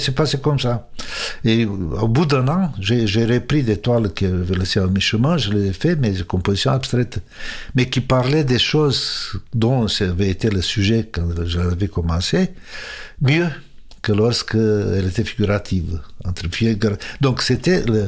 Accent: Romania; moved away as an adult; now in France; j'avais jamais rêvé de quitter la Roumanie

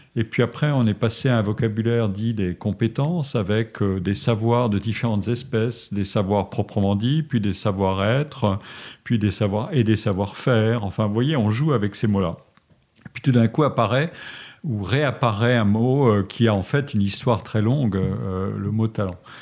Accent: Forbach, Grand Est, France; moved away; je suis né en Lorraine, dans une ville de la frontière allemande qui s'appelait Forbach, et j'étais très heureux euh, à Forbach.

